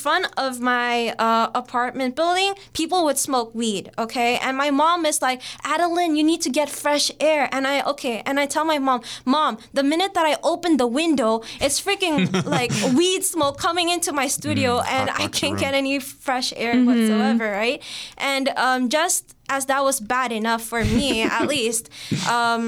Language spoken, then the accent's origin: English; Singapore; moved away as an adult; now in Toronto, Canada; I was born and raised in Singapore, but my parents are Indonesian